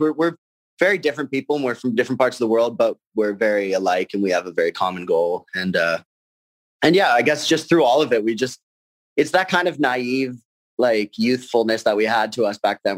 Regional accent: Burlington, Ontario, Canada; also born or lived in Argentina; I'm from Burlington, Ontario

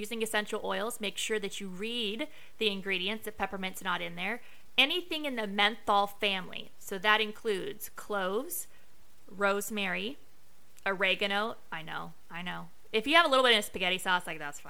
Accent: Las Vegas, Nevada, United States; I am from Vegas

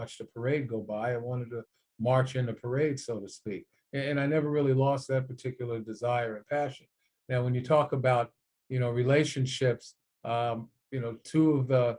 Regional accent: New York City, New York, United States; growing up in New York City, I was a television child

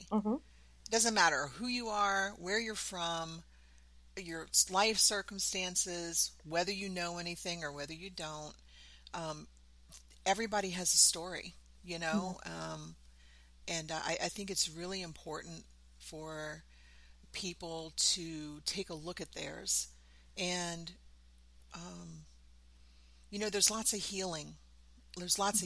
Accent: New Orleans, Louisiana, United States; moved away as an adult; also born or lived in Southern Mississippi; now in Virginia, United States; I'm from New Orleans. I grew up in New Orleans. I've lived in New Orleans for probably 90% of my life

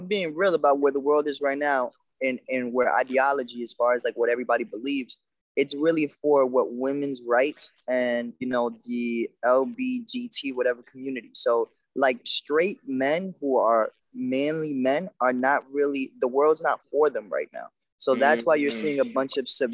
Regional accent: New York City, New York, United States; I grew up in New York

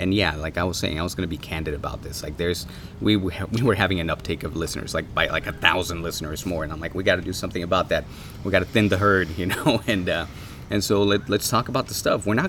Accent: Tijuana, Baja California, Mexico; now in Los Angeles, United States; I'm from Tijuana, so we called it adobada.

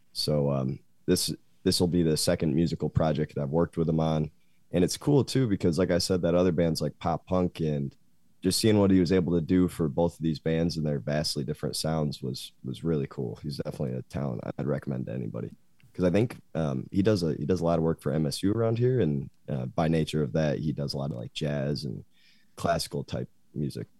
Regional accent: Grand Rapids, Michigan, United States; moved away as an adult; now in Lansing, United States; I'm from Grand Rapids

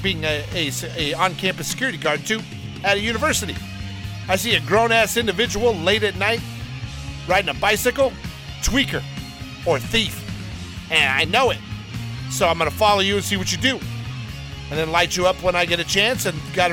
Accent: Alabama, United States; I'm from Alabama

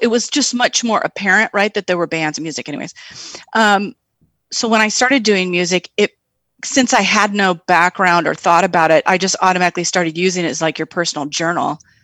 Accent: Tri-Cities, Eastern Washington State, United States; moved away; also born or lived in Seattle; I grew up in the Tri-Cities, Eastern Washington State

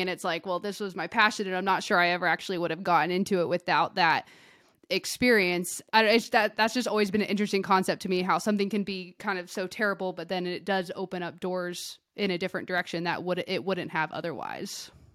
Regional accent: outside of Sacramento, California, United States; now in Bend, United States; I grew up outside of Sacramento

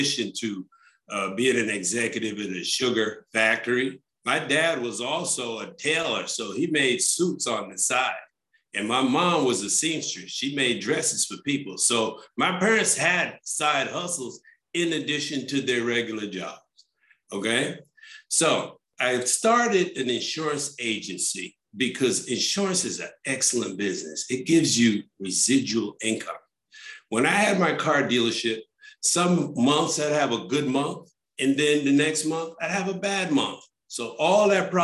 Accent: Barbados; moved away; also born or lived in New York City, United States / Indianapolis, United States; I grew up in Barbados in the Caribbean

